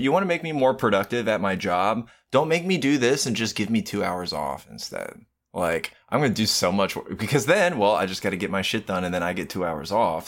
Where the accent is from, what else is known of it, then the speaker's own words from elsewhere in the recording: United States; I am American